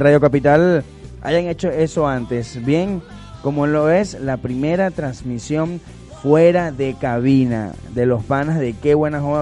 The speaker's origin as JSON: {"language": "Spanish", "country": "Venezuela", "said": "como el buen venezolano que somos"}